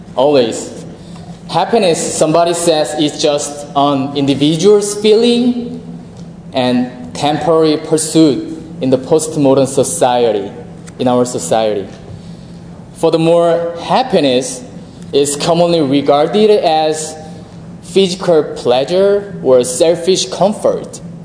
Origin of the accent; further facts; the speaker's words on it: South Korea; moved away as an adult; now in United States; I'm from South Korea